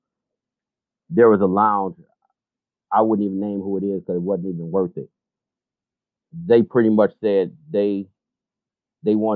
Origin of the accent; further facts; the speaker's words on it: Detroit, Michigan, United States; Born and raised, man. I've been here my whole life